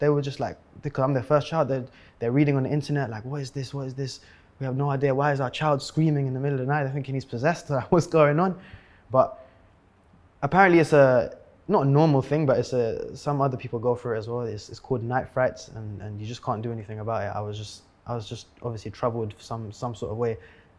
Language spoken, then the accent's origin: English; London, United Kingdom; If you're growing up in London, if you're fast and you're good at football, that's it.